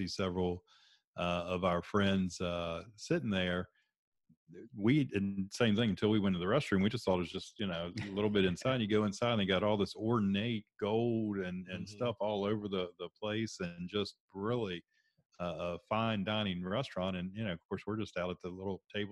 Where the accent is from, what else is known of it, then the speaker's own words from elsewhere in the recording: West Virginia, United States; we're from West Virginia.